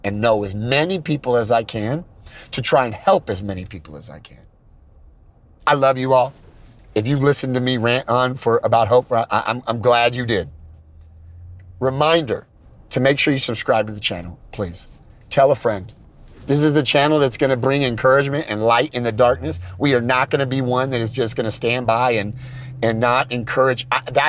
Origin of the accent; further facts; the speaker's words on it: California, United States; I'm from California